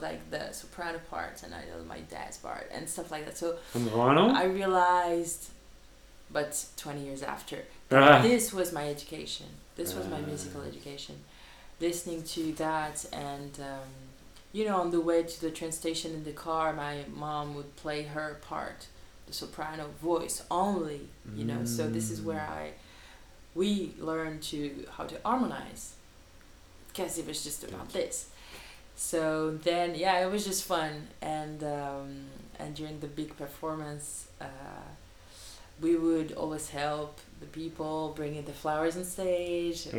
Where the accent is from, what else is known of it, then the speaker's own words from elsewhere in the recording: Île-de-France, France; moved away as an adult; also born or lived in China; I grew up in France, studied in France, worked in France